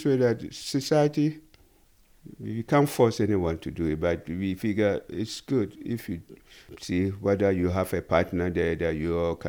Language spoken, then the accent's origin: English; Ghana; growing up and being a Ghanaian too